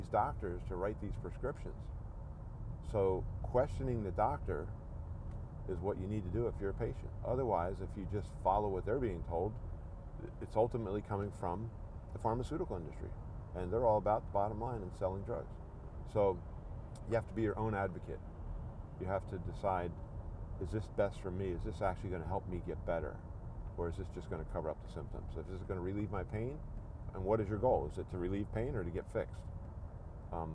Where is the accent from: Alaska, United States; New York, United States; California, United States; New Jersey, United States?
New Jersey, United States; southern; moved away as an adult; also born or lived in Philadelphia, Pennsylvania / Pennsylvania / Georgia; now in Chattanooga, United States; I was born in Philadelphia. And I grew up in southern New Jersey